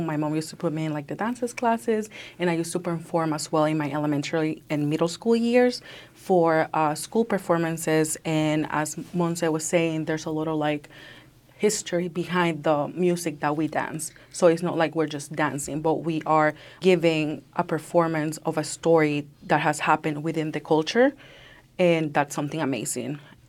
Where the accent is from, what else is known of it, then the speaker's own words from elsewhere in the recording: Nicaragua; accent: Nicaraguan; So I felt like I lost myself a little bit in there, and I lost, like, my Nicaraguan accent, because I did have we all have, like, accents from all the places I were from.